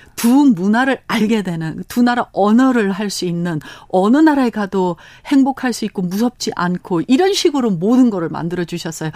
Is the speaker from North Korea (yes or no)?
no; Los Angeles, California, United States; Korean is a second language; moved away as an adult; also born or lived in Korea; now in South Korea; 저희는 캘리포니아 LA에서 태어났습니다